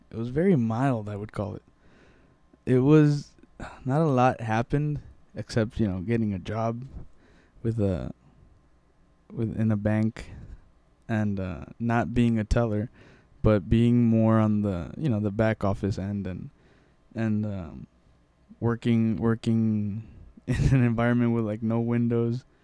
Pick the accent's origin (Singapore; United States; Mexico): Mexico; born there; first language Spanish; English is a second language; I was born in Mexico and I always spoke Spanish at home and everything